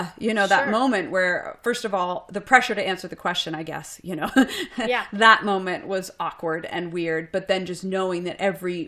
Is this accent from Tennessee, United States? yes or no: no; Boston, Massachusetts, United States; moved away as an adult; also born or lived in Seattle; now in Austin, United States; I'm originally from Boston